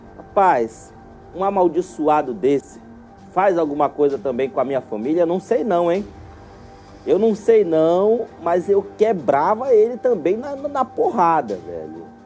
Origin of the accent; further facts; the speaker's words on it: Manaus, Amazonas, Brazil; Ouro Verde ali no meu bairro, onde eu nasci e me criei